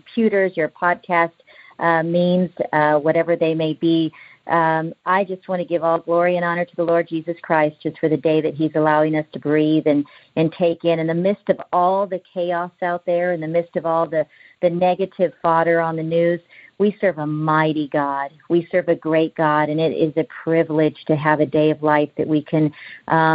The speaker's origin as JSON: {"language": "English", "town": "Houston", "region": "Texas", "country": "United States", "tie": "born or raised there", "said": "I was born in Houston, Texas, to parents who had immigrated legally from Mexico. And growing up as a lower middle class American here in the United States"}